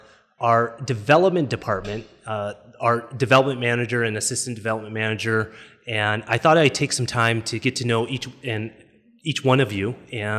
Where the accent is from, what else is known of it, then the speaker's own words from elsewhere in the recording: United States; You're American like I am.